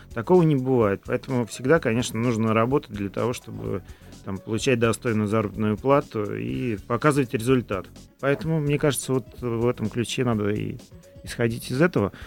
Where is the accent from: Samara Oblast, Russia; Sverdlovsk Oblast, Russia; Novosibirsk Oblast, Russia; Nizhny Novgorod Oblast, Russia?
Samara Oblast, Russia; Tolyatti; moved away; в родном городе в Толете